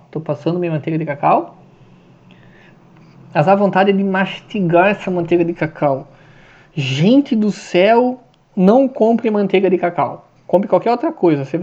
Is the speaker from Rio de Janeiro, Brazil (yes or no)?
no; Santa Catarina, Brazil; tá frio pra caramba aqui no sul, né? Sou de Santa Catarina.